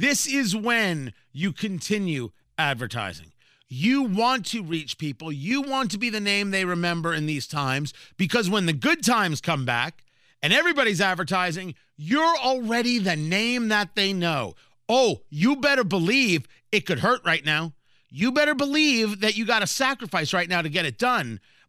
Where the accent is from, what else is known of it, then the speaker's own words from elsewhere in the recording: New Jersey, United States; Growing up in Jersey, Wawa, I think, is based out of Philly.